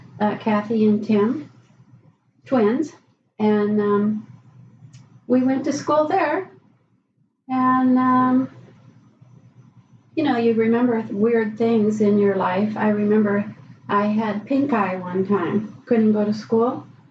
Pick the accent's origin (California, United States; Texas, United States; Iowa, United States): California, United States; Pasadena; also born or lived in Chicago, Illinois / Park Ridge, Illinois; my mother moved out to California with the four of us.